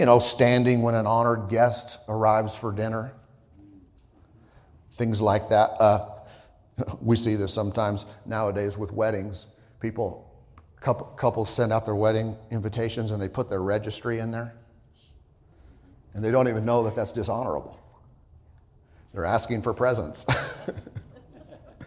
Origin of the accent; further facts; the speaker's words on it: Southern California and then Idaho, United States; moved away; I grew up in, you know, Southern California and then Idaho